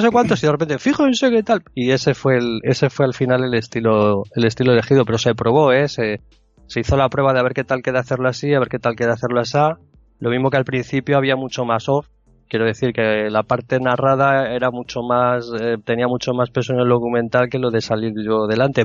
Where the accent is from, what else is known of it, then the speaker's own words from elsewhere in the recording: Madrid, Community of Madrid, Spain; moved away as an adult; now in Murcia, Spain; yo soy de Madrid, me vine a vivir a Murcia